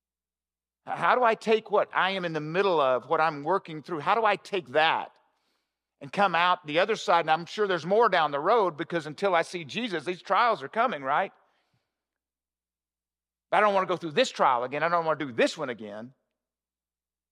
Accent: the South, United States; I'm from the South

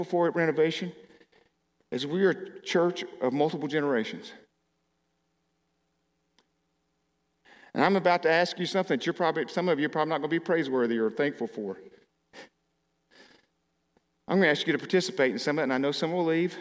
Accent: Arkansas, United States; moved away; I grew up in Arkansas

